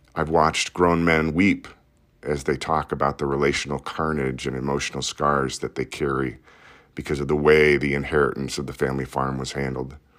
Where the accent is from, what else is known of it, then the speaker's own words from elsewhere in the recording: Des Moines, Iowa, United States; I grew up in Iowa's largest city